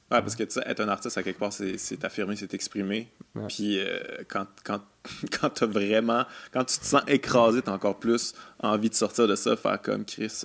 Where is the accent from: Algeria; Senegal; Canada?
Canada; Quebec City, Quebec; moved away; je viens de Québec aussi